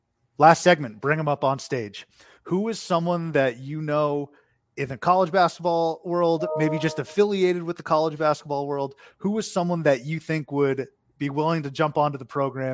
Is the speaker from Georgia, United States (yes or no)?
no; Boston, Massachusetts, United States; No, so I'm from the Boston area.